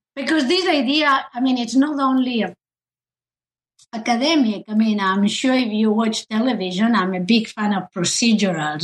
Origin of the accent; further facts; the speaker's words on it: Spain; moved away; I I come from Spain